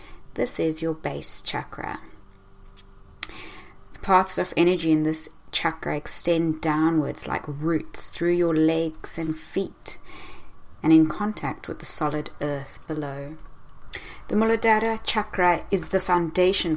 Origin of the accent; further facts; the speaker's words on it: South Africa; moved away; growing up in South Africa, constantly afraid that we may get attacked.